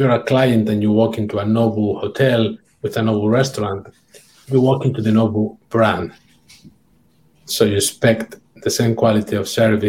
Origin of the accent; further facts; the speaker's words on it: near San Sebastian, Basque Country, Spain; moved away; San Sebastian is very close to my hometown